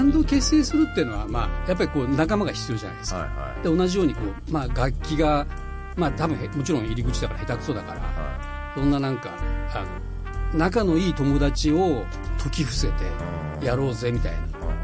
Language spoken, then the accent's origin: Japanese; Fukuoka, Japan; born or raised there; moved away as an adult